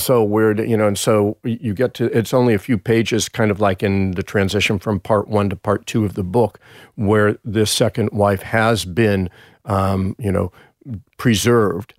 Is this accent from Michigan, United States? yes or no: no; Los Angeles, California, United States; moved away as an adult; now in Sydney, Australia; back in Encino, my hometown